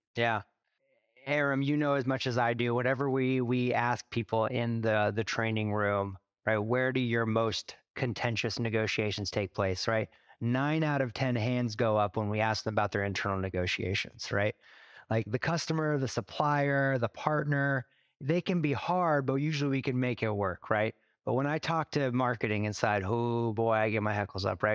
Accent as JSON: {"language": "English", "region": "Alaska", "country": "United States", "tie": "born or raised there", "also_born_or_lived": "Dominican Republic", "moved": "as an adult", "lives_now": "Seattle, United States", "said": "I grew up in Alaska, born and raised third generation Alaskan"}